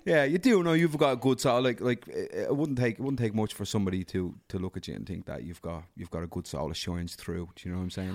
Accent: Dublin, Leinster, Ireland; I grew up in Darndale

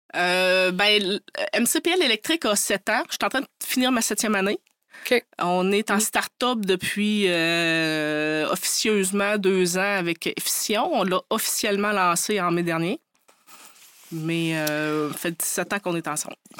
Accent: Côte-Nord, Quebec, Canada; je suis originaire de la Côte-Nord

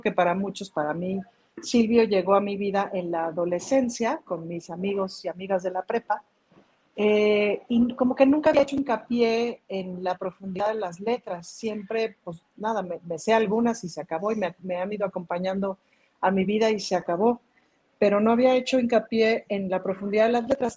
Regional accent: Mexico; en México

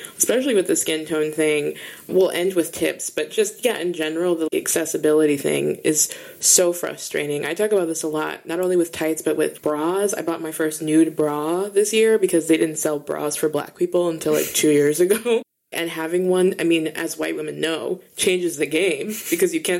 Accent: Minnesota, United States; I'm from Minnesota, so obviously it was cold

